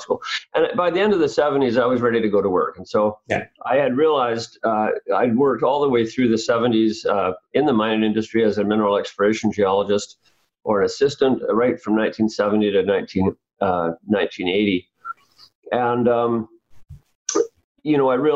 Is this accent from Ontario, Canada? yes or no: no; Vancouver, British Columbia, Canada; I was brought up in Vancouver, born and brought up in Vancouver. Third generation, actually, so long roots here.